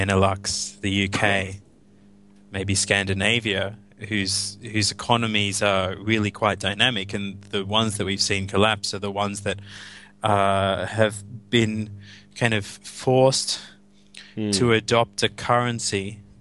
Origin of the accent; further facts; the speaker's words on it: Australia; I'm speaking as an Australian